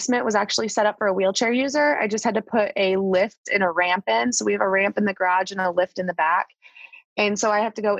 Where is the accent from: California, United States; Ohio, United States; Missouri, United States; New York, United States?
Ohio, United States; Northeastern; now in Charlotte, United States; I grew up in Northeastern Ohio